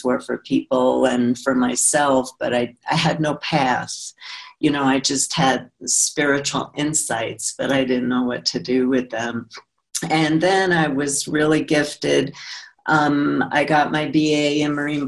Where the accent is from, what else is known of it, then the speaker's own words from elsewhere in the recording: New York City, New York, United States; I grew up in Brooklyn, New York